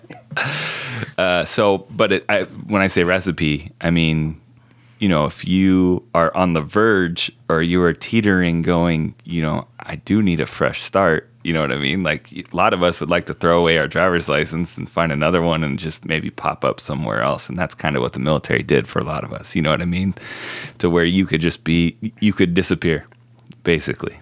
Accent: Oceanside, California, United States; we grew up in Oceanside

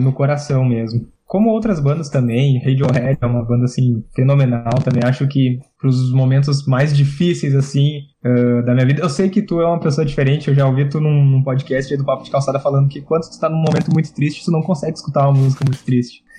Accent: Rio Grande do Sul, Brazil; nós aqui somos do Rio Grande do Sul

